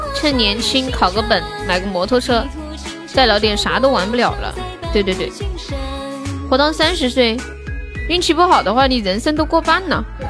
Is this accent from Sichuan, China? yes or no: yes; Nanchong, Sichuan, China; 四川南充的